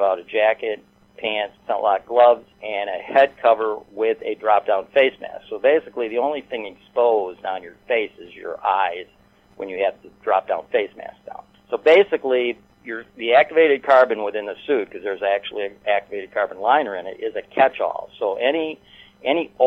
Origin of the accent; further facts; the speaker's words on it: Michigan, United States; I'm from Michigan